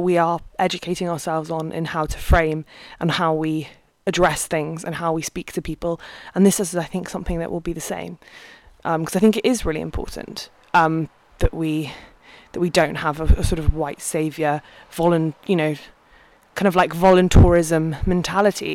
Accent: United Kingdom; growing up in the UK

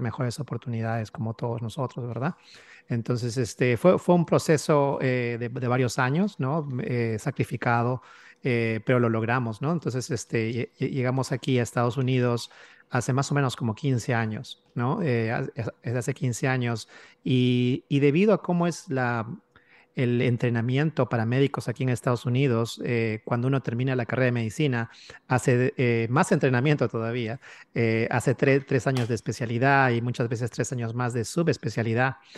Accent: Peru; moved away as an adult; now in United States; mi esposa y yo ambos somos de Perú.

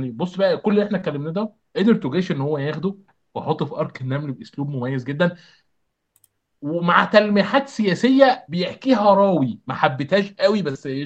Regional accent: Egypt; احنا عندنا في مصر

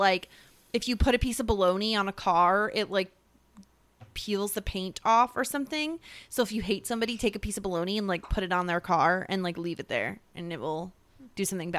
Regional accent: New York, United States; I mean, obviously I don't sound like I'm from Brooklyn or any of those places because I'm not from downstate.

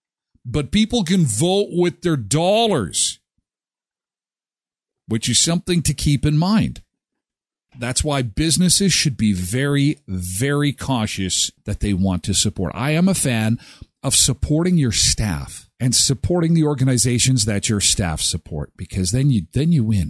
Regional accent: Canada; also born or lived in Saskatchewan / Brandon; We're from Canada.

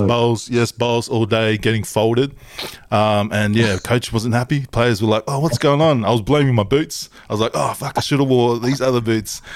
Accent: Tonga

